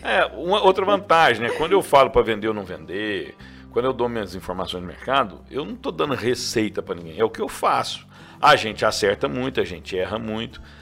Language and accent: Portuguese; Rio Verde, Goiás, Brazil; Eu sou nascido em Rio Verde. Sou nascido em Rio Verde. Rodei o Brasil inteiro, mas sou nascido aqui. Minha família é daqui.